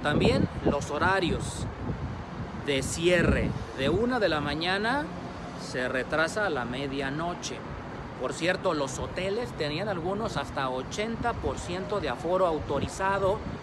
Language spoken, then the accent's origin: Spanish; Mexico; en nuestro país